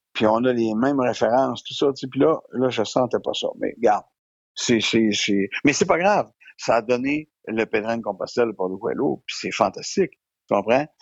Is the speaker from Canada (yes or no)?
yes; Quebec, Canada; je suis un comédien, que je viens du Québec